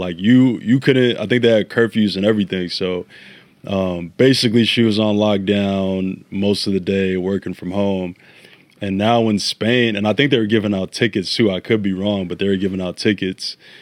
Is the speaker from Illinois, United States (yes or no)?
yes; Chicago, Illinois, United States; also born or lived in Ghana; I was born here, but as a youth, I spent, uh, my, I think, years of two or between two and seven in Ghana. Uh, came back to Chicago, and basically my whole identity is rooted in the city